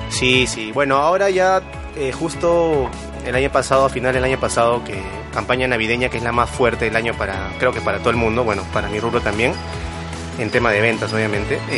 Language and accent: Spanish; Pueblo Libre, Lima, Peru; desde Pueblo Libre, que es mi hogar, centro de labores, eh, ahí, toda mi vida.